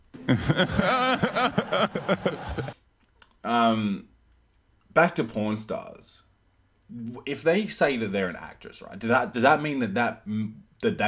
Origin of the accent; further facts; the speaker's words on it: Australia; accent: half Australian, half American; my accent's fucked up. It's like half Australian, like half American